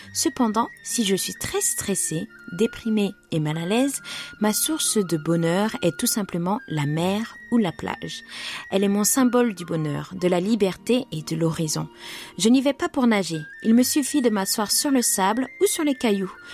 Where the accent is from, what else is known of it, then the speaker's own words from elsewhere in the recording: Guadeloupe; moved away; also born or lived in Nice; j'ai grandi en Guadeloupe où la mer a le pouvoir de vous émerveiller